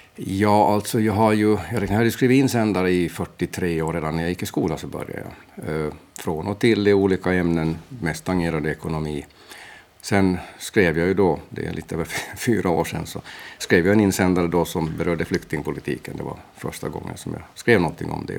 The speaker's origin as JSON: {"language": "Swedish", "town": "Mariehamn", "country": "Åland Islands", "also_born_or_lived": "Portugal", "said": "jag är från Mariehamn"}